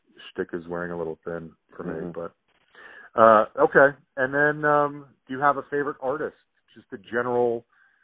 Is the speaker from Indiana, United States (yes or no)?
no; Salt Lake City, Utah, United States; growing up in Salt Lake